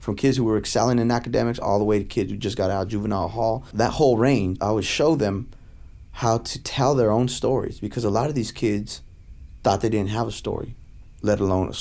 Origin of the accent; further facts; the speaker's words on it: Stockton, California, United States; I was from Stockton, California